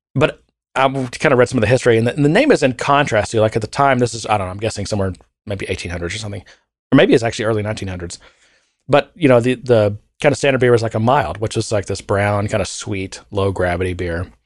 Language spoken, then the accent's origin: English; United States; being an American